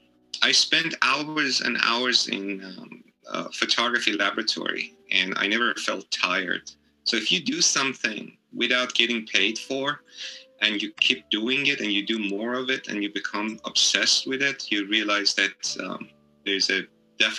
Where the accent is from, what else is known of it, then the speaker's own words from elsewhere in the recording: Iran; also born or lived in San Francisco, California; now in Hawaii, United States; I'm originally from Iran, but I spent most of my life in the United States, most of that particular portion of my life in Hawaii